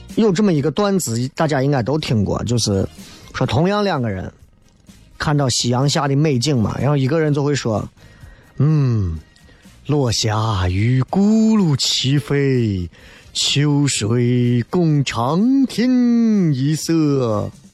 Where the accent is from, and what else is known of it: Xi'an, Shaanxi, China